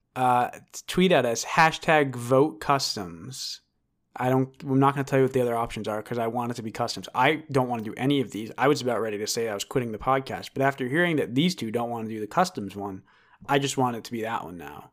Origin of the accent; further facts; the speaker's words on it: United States; I'm American